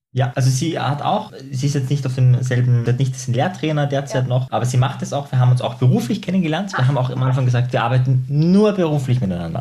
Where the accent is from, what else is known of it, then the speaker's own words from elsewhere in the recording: Austria; bei uns in Österreich